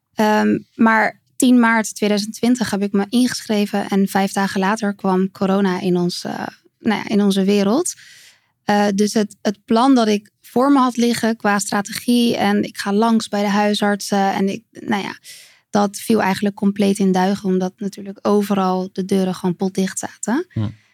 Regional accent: Capelle aan den IJssel, South Holland, Netherlands; In Capelle aan den IJssel.

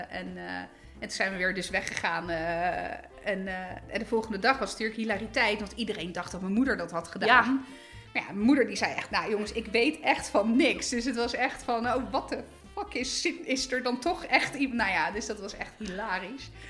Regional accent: Italy; nou ja, goed, ik ben Italiaans, dus altijd lekker eten. In Italië heb je dan meer de traditie van die pranzo di Natale.

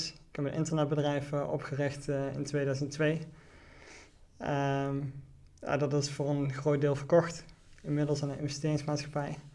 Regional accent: Venray, Limburg, Netherlands; Ik ben, eh, ik ben 38 jaar. Ik eh, ben geboren en opgegroeid in Venray.

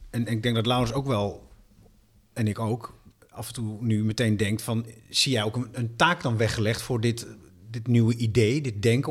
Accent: Amsterdam, North Holland, Netherlands; Amsterdam van mij, waar ik vandaan kom.

